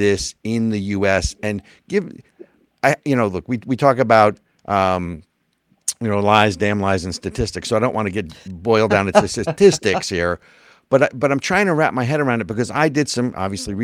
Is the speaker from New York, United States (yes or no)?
no; New Jersey, United States; now in New Hampshire, United States; I grew up in New Jersey